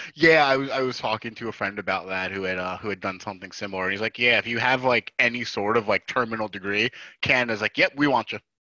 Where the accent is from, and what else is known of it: New Jersey, United States